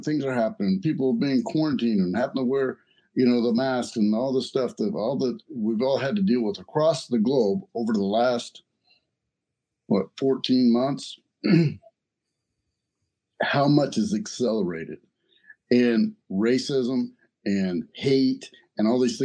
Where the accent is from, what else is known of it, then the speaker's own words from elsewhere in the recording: the South, United States; I grew up in the South.